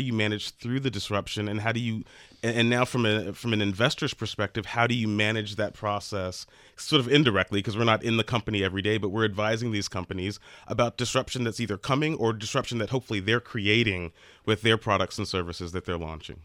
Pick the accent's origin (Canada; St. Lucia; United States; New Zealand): United States; near New Orleans, Louisiana; New Orleans, which is near my hometown